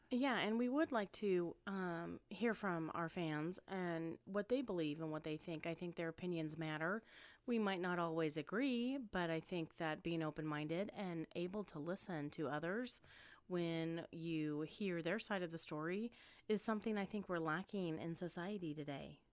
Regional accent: Spokane, Washington, United States; moved away as an adult; also born or lived in California / Wichita, Kansas; now in Las Vegas, United States; moved to Spokane, Washington, where I was raised, um, and grew up

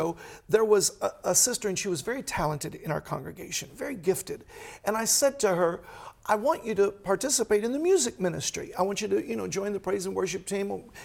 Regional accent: Chicago, Illinois, United States; I'm from Chicago

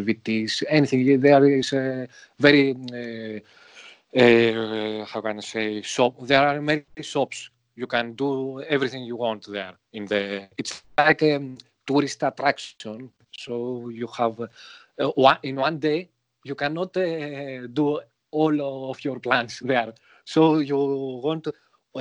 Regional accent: Greece; English is a second language; I am from Greece

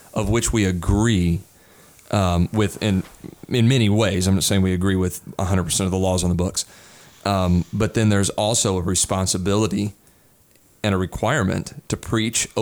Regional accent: Indiana, United States; moved away as an adult; also born or lived in California; I'm coming from Indiana

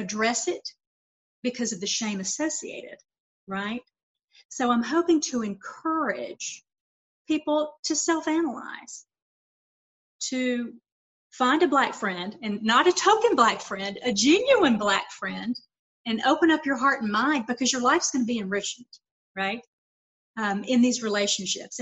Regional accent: Lawrenceville, Georgia, United States; moved away as an adult; also born or lived in Atlanta, Georgia / Savannah, Georgia; now in Las Vegas, United States; I was born and raised in Georgia

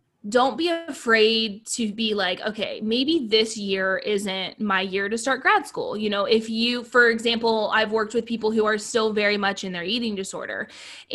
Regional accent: Ohio, United States; moved away as an adult; also born or lived in Hawaii; I did my first 2 years in Ohio, which is where I'm from. I'm originally from Ohio

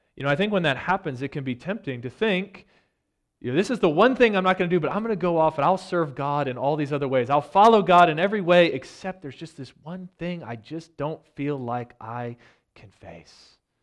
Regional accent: United States; as American Christians who have enjoyed so much prosperity

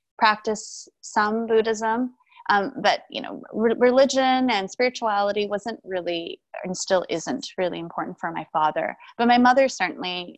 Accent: Vancouver, British Columbia, Canada; also born or lived in Taipei, Taiwan; I was born in Taipei, Taiwan, and I immigrated to Vancouver, Canada when I was 2.

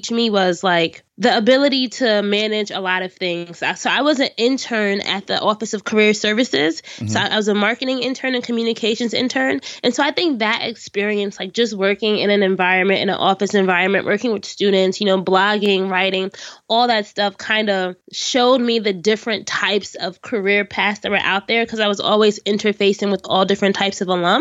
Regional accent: Orange, New Jersey, United States; my hometown of Orange, New Jersey

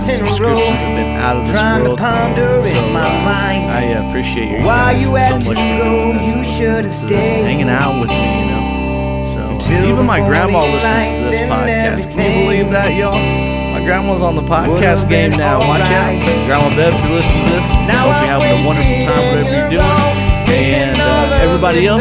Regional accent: Whitehall, United States; also born or lived in Ottawa, Illinois; So I moved back to Whitehall from Ottawa

